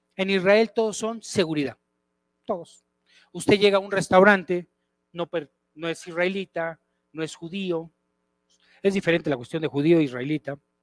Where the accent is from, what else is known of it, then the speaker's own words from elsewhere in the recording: Mexico; Y así somos los mexicanos